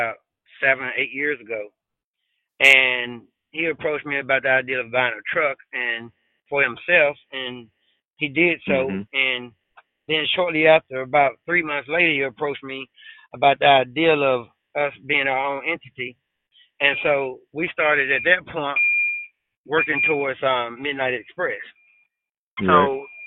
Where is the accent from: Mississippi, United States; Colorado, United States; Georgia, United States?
Mississippi, United States; Bolton; I'm from Bolton, Mississippi